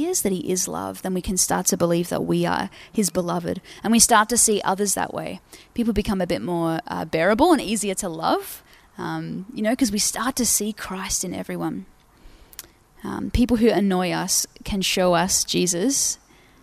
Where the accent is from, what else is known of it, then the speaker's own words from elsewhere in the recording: Port Pirie, South Australia, Australia; I'm from Port Pirie.